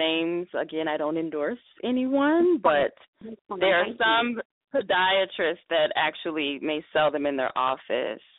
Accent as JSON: {"language": "English", "region": "the South", "country": "United States", "said": "I'm from the South also."}